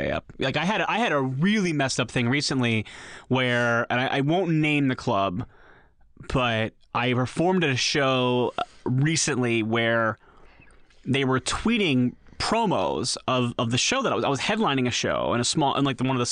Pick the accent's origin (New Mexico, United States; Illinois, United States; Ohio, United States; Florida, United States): Ohio, United States; Columbus; now in California, United States; Columbus, Ohio, my hometown, is a pretty liberal city